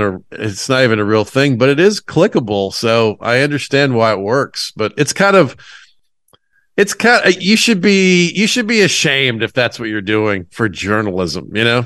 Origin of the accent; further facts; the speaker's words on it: Atlanta, Georgia, United States; I'm from Atlanta